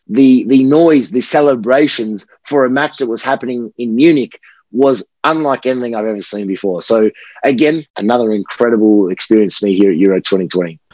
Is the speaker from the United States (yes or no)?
no; Australia; my Italian background, I am Australian born, but my, my Italian background